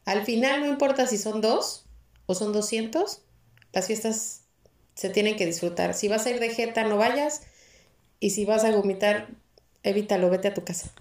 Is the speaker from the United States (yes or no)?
no; Mexico; somos los mexicanos